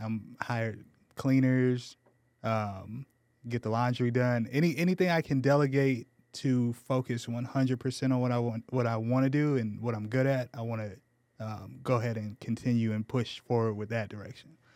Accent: Menifee, California, United States; born or raised there; moved away as an adult; also born or lived in Ohio; now in San Antonio, United States

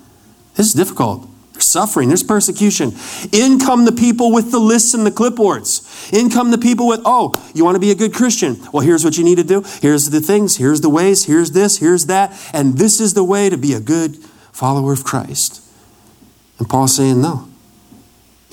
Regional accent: Wisconsin, United States; I grew up in Wisconsin

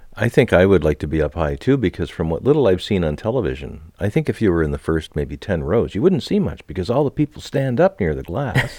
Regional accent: Canada

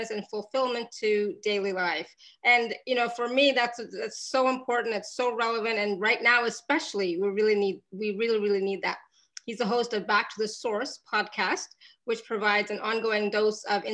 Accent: Canada; I grew up in Canada

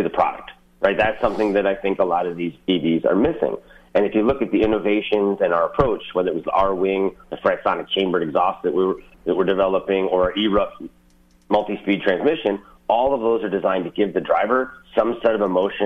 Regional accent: Eastpointe, Michigan, United States; I grew up in East Detroit.

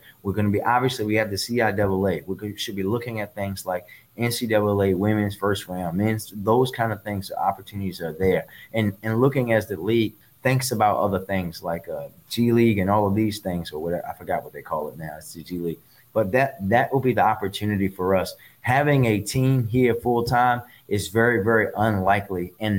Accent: Baltimore, Maryland, United States; So growing up in Baltimore

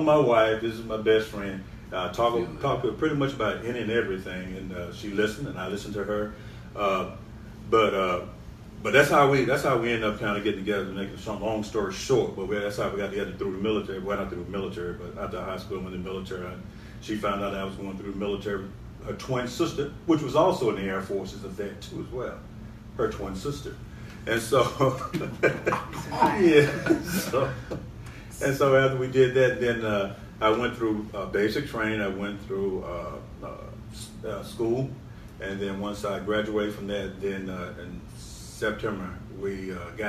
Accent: Monroe, Louisiana, United States; We're both born in Monroe, Louisiana, and lived just around a block from each other

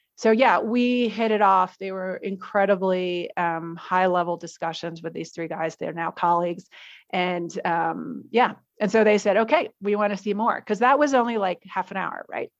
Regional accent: United States; moved away as an adult; also born or lived in New York City; now in Mexico; as an American

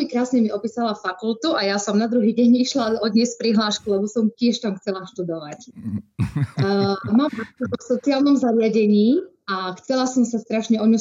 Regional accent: Prešov, Prešov Region, Slovakia; ja som rodina Prešovčanka, čiže ja sa píšem svojim mestom, pekným mestom.

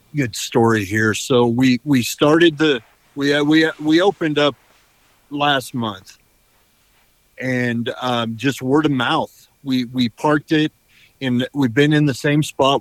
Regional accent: Idaho, United States; moved away as an adult; I was born in Idaho. I pretty much lived here my whole life

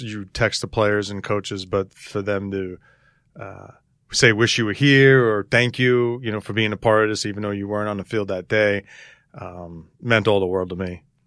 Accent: New York City, New York, United States; moved away as an adult; Grew up, uh, a family of Yankee fans growing up in Astoria, just playing in the, in the, in the street, playing stickball all the time

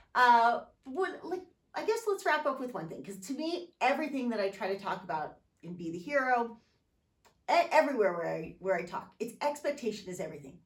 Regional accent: San Diego, California, United States; growing up in San Diego

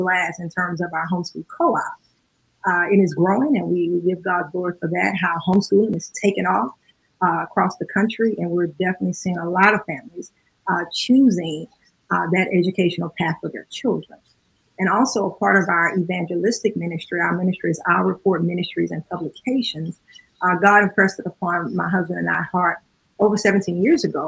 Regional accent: Baton Rouge, Louisiana, United States; moved away as an adult; now in Chicago, United States; We are born and raised in Baton Rouge, Louisiana.

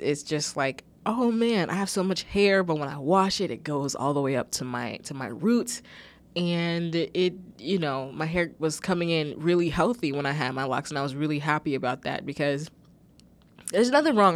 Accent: United States; I'm American

